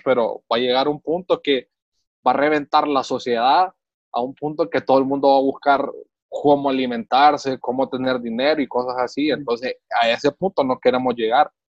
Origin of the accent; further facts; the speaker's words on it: Honduras; uno como hondureño